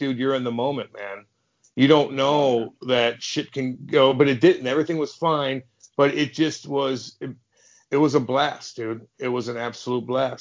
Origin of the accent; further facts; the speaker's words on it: St. Louis, Missouri, United States; also born or lived in Windsor, Ontario; I grew up in St. Louis, played AAA, wore the blue note in AAA